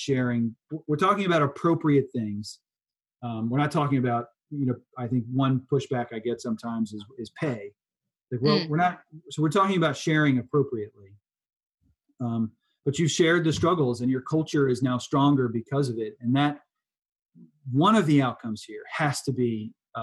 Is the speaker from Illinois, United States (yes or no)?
no; Richmond, Virginia, United States; I'm from Richmond